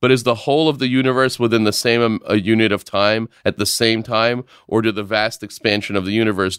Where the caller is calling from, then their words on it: Kabul, Afghanistan; I'm writing you from Kabul, Afghanistan